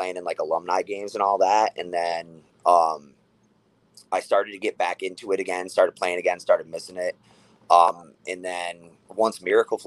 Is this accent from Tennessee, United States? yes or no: no; Rochester, New York, United States; I was born and raised in Rochester